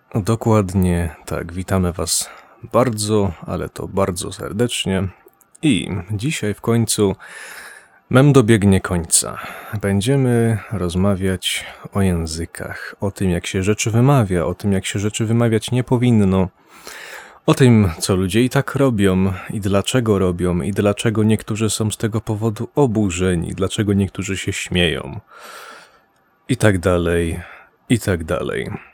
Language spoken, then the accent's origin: Polish; Poland; ja Polakiem jestem